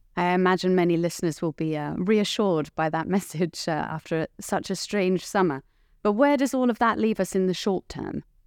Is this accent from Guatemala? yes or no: no; United Kingdom; I'm British